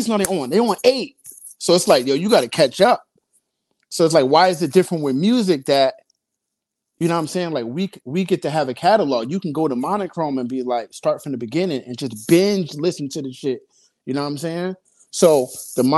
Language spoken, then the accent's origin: English; Newark, New Jersey, United States; I'm from Newark